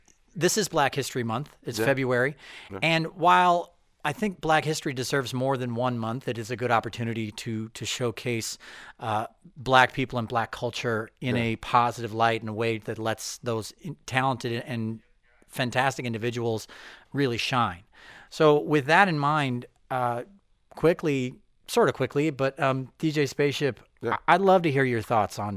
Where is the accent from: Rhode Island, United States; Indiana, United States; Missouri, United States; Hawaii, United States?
Missouri, United States; I grew up in Missouri.